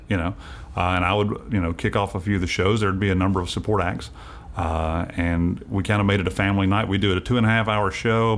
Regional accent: Winchester, Tennessee, United States; moved away; also born or lived in Nashville, Tennessee; I grew up there. I was actually born here in Nashville, but I grew up down in Winchester.

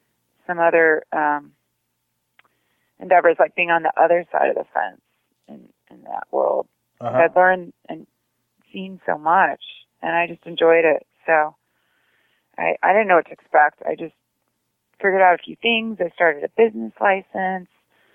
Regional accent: San Diego, California, United States; Well, I think growing up in San Diego, I was always at the beach, and it's just kind of a natural transgression because it's kind of a beach chick growing up.

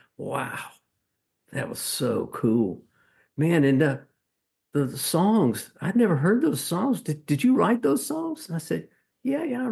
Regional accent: Macon, Georgia, United States; moved away; also born or lived in Nashville; I'm from Macon, Georgia, which is also the home of … and …

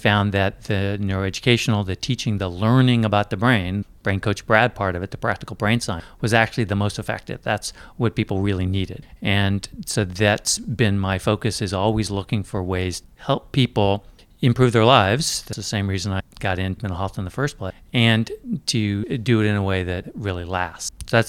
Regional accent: Japan; So I grew up in Japan.

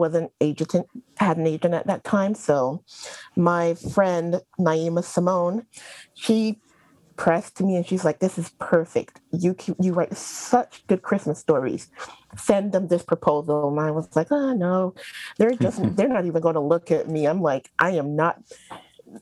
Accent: Barbados; also born or lived in New York; now in North Carolina, United States; I am originally from Barbados, a small island in the Caribbean, and by way of New York, I ended up in North Carolina, living here with my husband and my kids

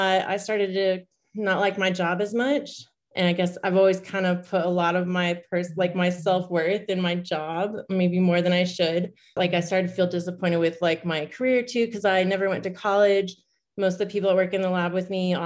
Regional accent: Alaska, United States; moved away as an adult; now in Phoenix, United States; been in Arizona almost as long as I spent growing up in Alaska

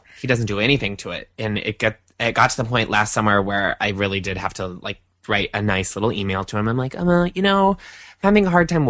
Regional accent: Iowa, United States; moved away; It reminds me of growing up in Iowa

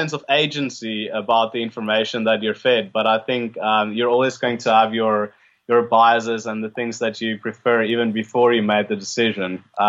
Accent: South Africa; Yeah, born and bred.

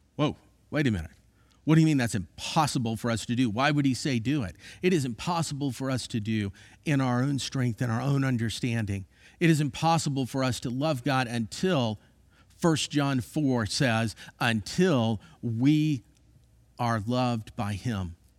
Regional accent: Florida, United States; I grew up in Florida

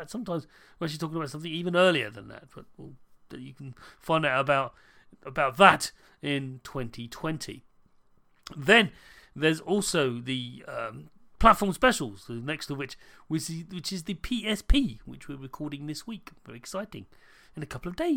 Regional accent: United Kingdom; accent: British; I'm a British person. You might have noticed my accent

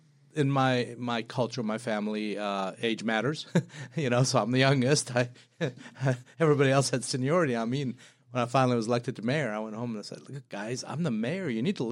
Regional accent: Madaba, Madaba Governorate, Jordan; So I was born in Jordan in a little town called Madaba. You know, being a Christian family in a predominantly Muslim country, it was always interesting.

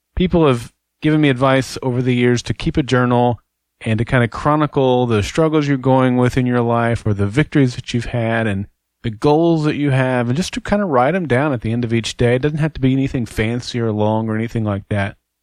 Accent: Oklahoma, United States; I'm from Oklahoma and an avid Sooner

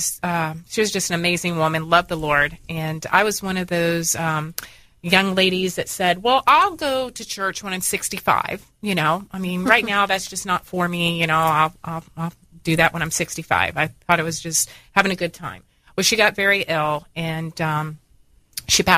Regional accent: Dunedin, Florida, United States; also born or lived in Tarpon Springs, Florida; I'm a Floridian. I was born in Dunedin.

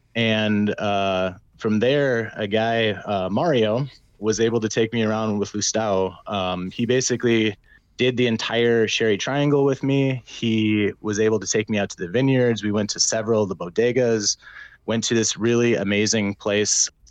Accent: Minnesota, United States; I'm from Minnesota

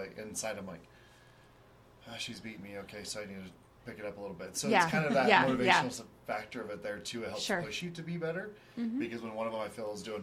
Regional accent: Cheyenne, Wyoming, United States; moved away; also born or lived in Newport Beach, California; I'm born and raised in Cheyenne for most of my life, at least most of Wyoming.

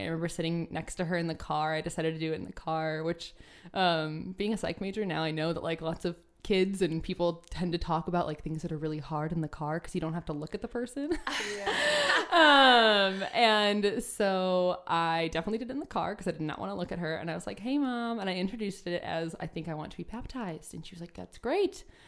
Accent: Northwest Indiana, United States; My uh, area that I grew up in in Northwest Indiana is pretty Catholic

